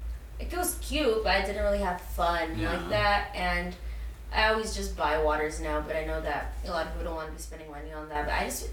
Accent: San Diego, California, United States; born or raised there

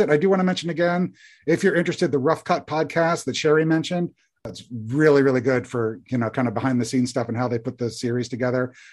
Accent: Indiana, United States; I was born and raised in Indiana, and I remember when those came out, everybody hated them.

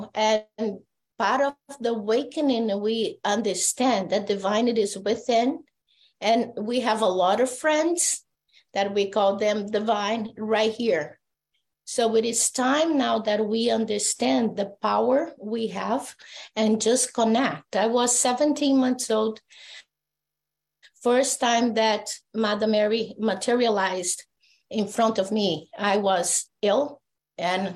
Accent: Brazil; I'm from Brazil

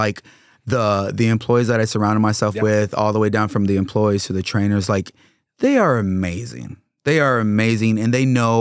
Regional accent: Corpus Christi, Texas, United States; now in Austin, United States; I'm from South Texas, Corpus Christi

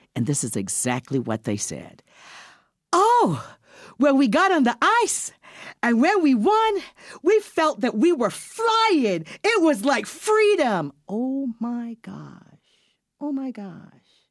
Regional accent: Barbados; now in Canada; I was a kid who was born in this country, went to school in Barbados.

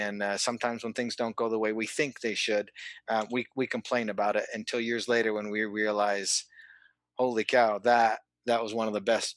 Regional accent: Calgary, Alberta, Canada; I'm originally from Calgary, Alberta, Canada. Grew up there, freezing cold winters

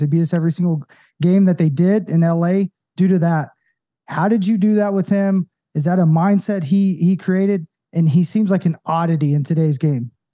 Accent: Knoxville, Tennessee, United States; I'm from Knoxville

